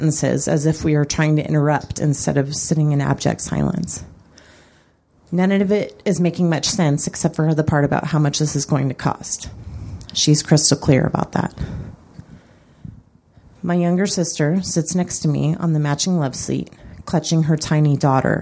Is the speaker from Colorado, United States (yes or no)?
yes; Colorado Springs, Colorado, United States; my hometown of Colorado Springs